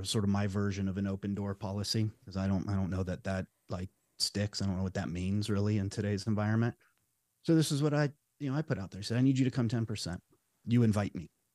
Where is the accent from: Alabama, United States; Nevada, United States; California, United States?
Nevada, United States; Las Vegas; moved away as an adult; now in Southern Oregon, United States; I was born and raised in Las Vegas, Nevada